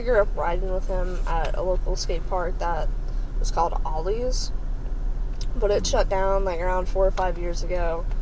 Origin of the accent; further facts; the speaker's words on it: Northern Kentucky, United States; I'm pretty much grew up in like kind of like the more like civilized kind of like city area